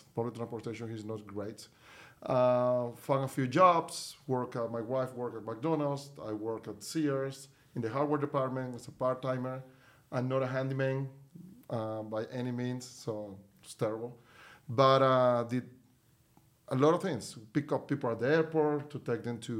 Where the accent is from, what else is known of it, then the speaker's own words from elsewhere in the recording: Venezuela; moved away as an adult; now in United States; I'm from Venezuela originally, so I moved to the U.S. 22 years ago in 2000. I was with moved with my wife. We were the first people in my family to actually move to the U.S.